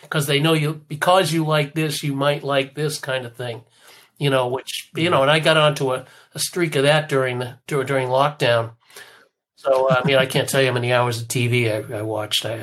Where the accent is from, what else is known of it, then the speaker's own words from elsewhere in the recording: Lexington, Massachusetts, United States; my hometown of Lexington.